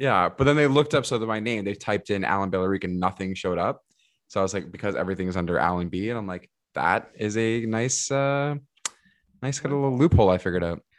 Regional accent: Mississauga, Ontario, Canada; also born or lived in Portugal; now in Toronto, Canada; I was born in Toronto, but I moved to Mississauga, like, even before kindergarten

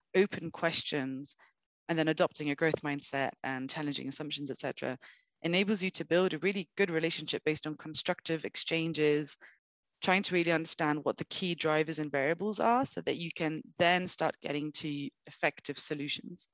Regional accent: London, United Kingdom; moved away as an adult; now in Brazil; I was born, I grew up in London

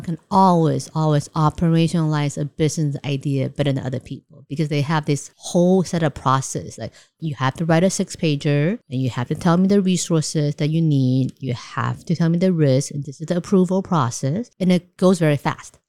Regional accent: Taiwan; moved away as an adult; also born or lived in New York; I grew up in Taiwan, and I studied in C C U, majoring in economics

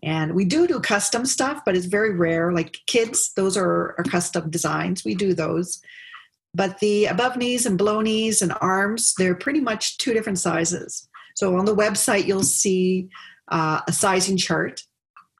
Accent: Hawaii, United States; moved away as an adult; also born or lived in Nova Scotia; now in Ottawa, Canada; growing up in Hawaii

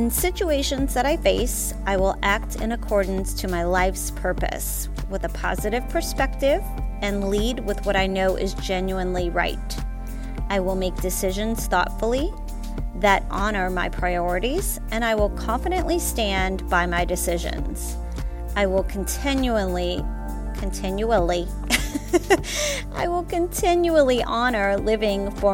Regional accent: the South, United States; I am from the South. We pronounce things different

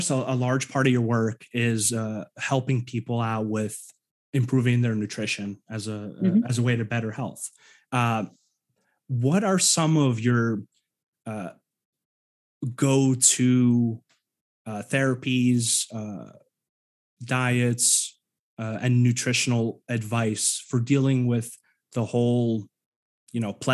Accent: New York, United States; moved away as an adult; also born or lived in Ukraine; now in Pacific Northwest, United States; I grew up in New York most of my life

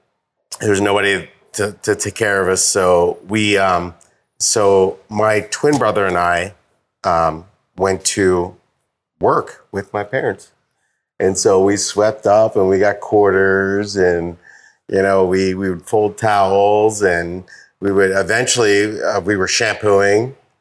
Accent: Baltimore, Maryland, United States; now in Brooklyn, United States; born and raised in born and raised in Baltimore, Maryland. I live now in Brooklyn, New York.

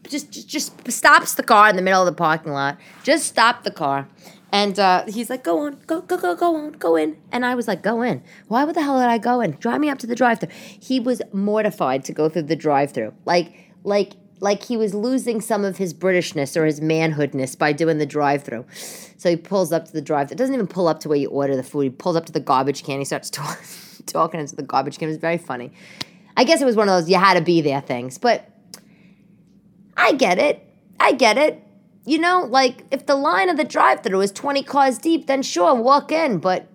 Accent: New York, United States; it's absolutely ridiculous what it was like being a New Yorker at a 500-person village in Wales.

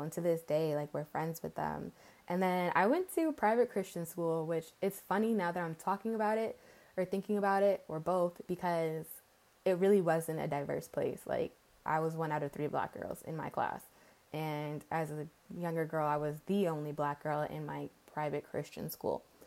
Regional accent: outside New York City, New York tri-state area, United States; also born or lived in Englewood / North Carolina; I'm born and raised in the New York, what is it called? Tri state area? Whatever. Outside of New York City.

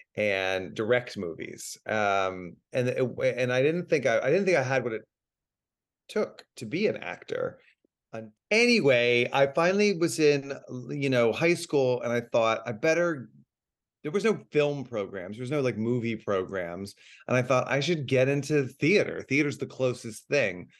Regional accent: Dallas, Texas, United States; moved away; I'm from Dallas

